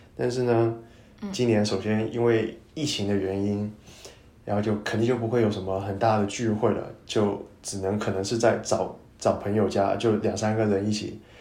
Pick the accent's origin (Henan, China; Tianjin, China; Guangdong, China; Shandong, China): Guangdong, China; first language Cantonese; Chinese is a second language; moved away as an adult; now in Chicago, United States; 我是来自广东，然后的话现在是在美国芝加哥就读信息技术与管理。呃，曾经的话呢，是一位酒店行业的